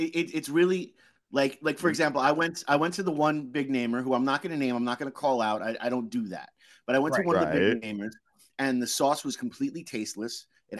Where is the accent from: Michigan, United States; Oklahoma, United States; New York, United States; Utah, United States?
New York, United States; Long Island; now in New Haven, United States; I'm from Long Island.